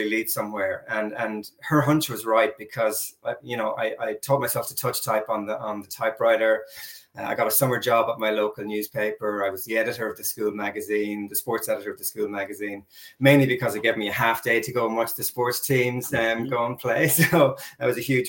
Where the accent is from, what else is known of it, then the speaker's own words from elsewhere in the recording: Ireland; moved away as an adult; now in New Zealand; I went back to my hometown and I begged the editor of the local paper to give me a shot at being a sports reporter